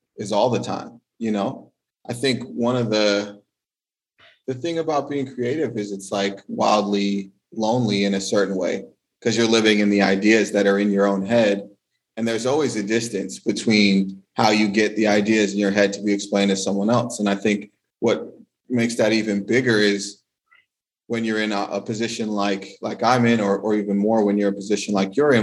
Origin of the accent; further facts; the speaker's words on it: California, United States; moved away as an adult; now in France; growing up in California